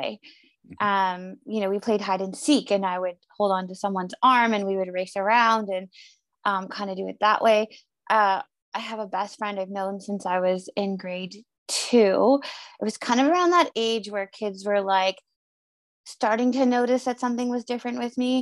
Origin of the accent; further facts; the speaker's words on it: Northern Ontario, Canada; I grew up in Northern Ontario, which is a province of Canada